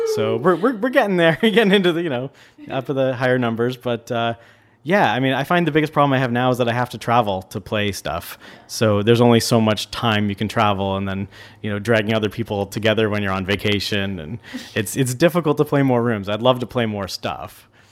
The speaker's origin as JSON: {"language": "English", "town": "Niagara Falls", "region": "Ontario", "country": "Canada", "tie": "born or raised there", "moved": "yes", "lives_now": "Vancouver, Canada", "said": "I grew up in Niagara Falls, so I'm going to visit my family there like I do every year"}